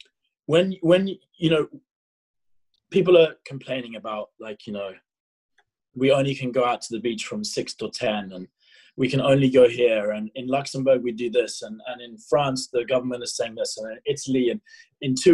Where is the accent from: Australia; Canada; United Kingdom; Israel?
United Kingdom; England; also born or lived in South Africa; I lived in England. I was born in South Africa, then moved to England when I was 4